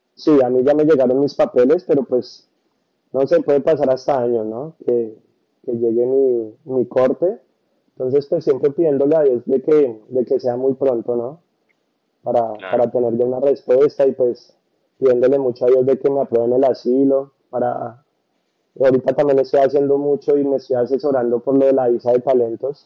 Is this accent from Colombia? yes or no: yes; Bogotá, Colombia; moved away as an adult; now in United States; Yo soy de Bogotá